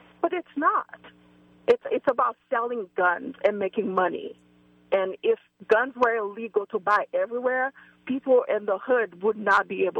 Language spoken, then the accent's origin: English; Albuquerque, New Mexico, United States; He's from New Mexico, too, from Santa Fe. I'm from Albuquerque, 1 hour away. And New Mexico has the most number of Native Americans than anywhere else in the U.S.